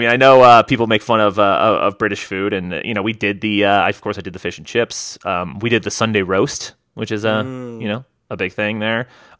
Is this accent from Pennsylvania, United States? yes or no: no; Las Vegas, Nevada, United States; Anytime we say Las Vegas, everyone's pumped by that, right?